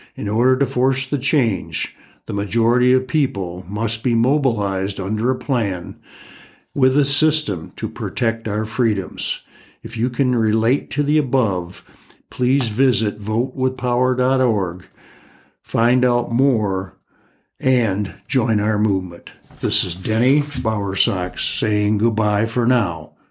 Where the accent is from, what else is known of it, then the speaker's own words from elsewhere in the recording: United States; growing up in America